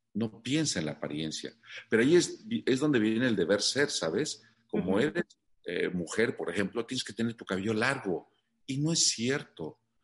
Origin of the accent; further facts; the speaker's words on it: Mexico City, Mexico; yo soy originario de la Ciudad de México